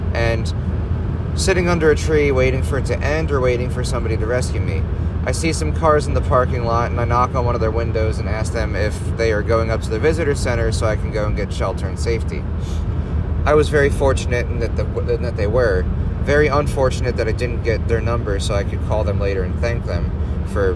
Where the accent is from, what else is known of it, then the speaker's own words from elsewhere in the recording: Pennsylvania, United States; Current weather in Pennsylvania, my home state